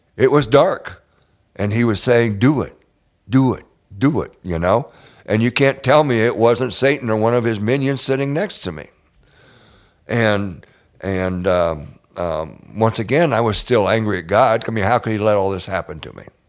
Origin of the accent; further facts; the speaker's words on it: Northwest Ohio, United States; moved away; I grew up in Northwest Ohio, out, way out in farm country.